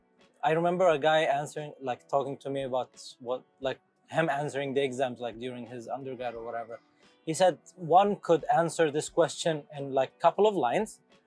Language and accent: English; Yemen; I mean we're both from Yemen